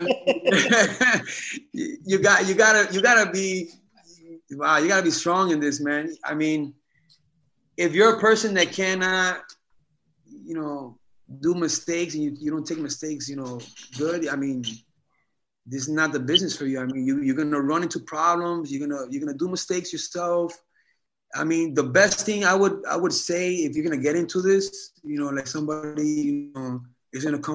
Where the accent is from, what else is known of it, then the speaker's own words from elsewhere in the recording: New York City, New York, United States; moved away as an adult; now in Oregon, United States; My hometown, nigga. Queens, baby.